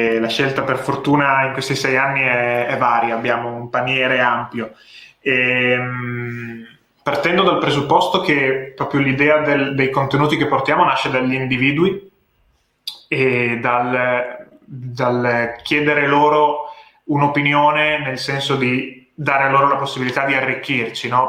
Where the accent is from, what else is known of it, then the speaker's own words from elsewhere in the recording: Ravenna, Emilia-Romagna, Italy; moved away as an adult; also born or lived in London; now in Bologna, Italy; Io originariamente sono di Ravenna, mm. che è una città nella regione nel centro-nord Italia, in Emilia-Romagna, dove ho studiato diciamo, fino alle superiori.